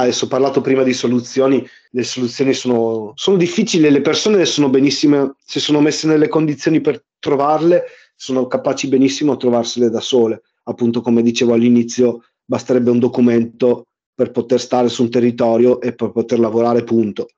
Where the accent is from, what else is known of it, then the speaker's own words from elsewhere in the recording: Verona, Veneto, Italy; col gruppo scout del quartiere dove vivono i miei genitori, nel quale io sono cresciuto a Verona